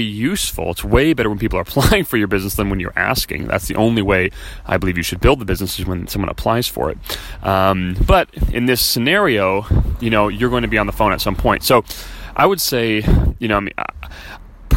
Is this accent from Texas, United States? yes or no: no; Chicago, Illinois, United States; moved away as an adult; now in California, United States; we're from Chicago